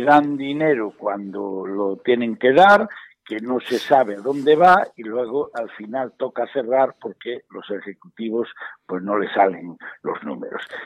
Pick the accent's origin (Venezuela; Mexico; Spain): Spain; Galicia; como gallego, incluso como español